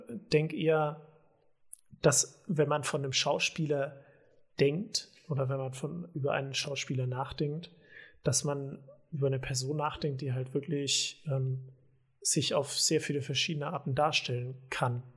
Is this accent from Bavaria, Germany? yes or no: yes; home village in the Diocese of Eichstätt, Bavaria, Germany; born or raised there; moved away